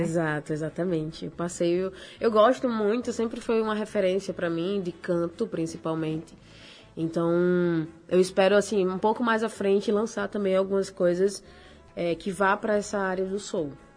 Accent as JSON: {"language": "Portuguese", "town": "Rio do Fogo", "region": "Rio Grande do Norte", "country": "Brazil", "tie": "born or raised there", "also_born_or_lived": "Natal", "said": "eu sou da Praia Zumbi. Eu sou daqui, de, nasci em Natal. Nasceu aqui. Mas aí, com seis anos de idade, eu fui pra Praia Zumbi."}